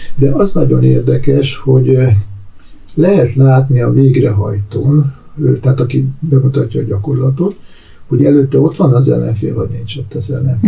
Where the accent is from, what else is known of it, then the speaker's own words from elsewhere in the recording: Hungary; én ugye Magyarországról jöttem